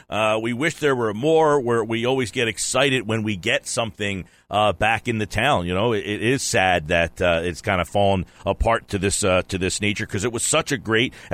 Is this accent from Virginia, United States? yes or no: no; Atlantic City, New Jersey, United States; since I am from Atlantic City